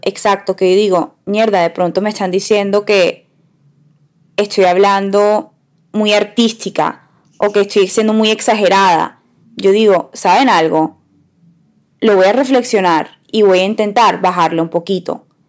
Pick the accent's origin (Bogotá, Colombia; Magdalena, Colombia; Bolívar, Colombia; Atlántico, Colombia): Atlántico, Colombia; Barranquilla; Nosotras crecimos en Barranquilla